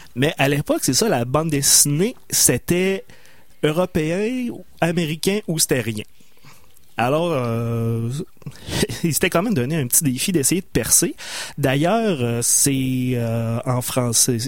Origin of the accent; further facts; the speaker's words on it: Loretteville, Quebec, Canada; C'est mon patelin natal